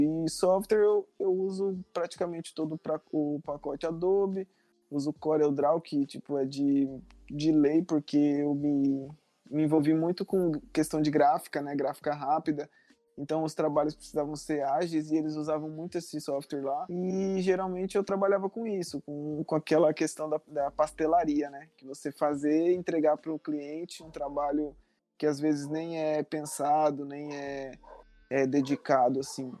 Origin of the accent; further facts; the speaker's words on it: Marcelândia, Mato Grosso, Brazil; hoje eu tô na, na cidade, numa cidade que se chama Marcelândia. É o lugar onde eu passei por uma boa parte da minha vida. E aonde os meus pais moram